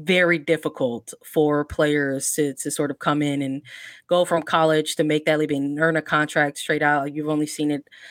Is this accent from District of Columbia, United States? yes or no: no; Chicago, Illinois, United States; growing up in Chicago, that's how you pronounce those names, Brixey.